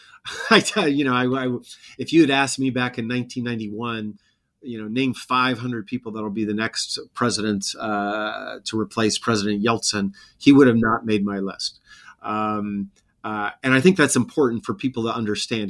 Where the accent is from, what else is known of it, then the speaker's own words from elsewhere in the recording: Montana, United States; I grew up in Montana